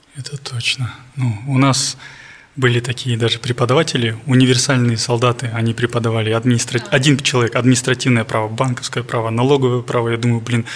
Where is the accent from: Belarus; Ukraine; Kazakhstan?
Kazakhstan; Almaty; я с Алматы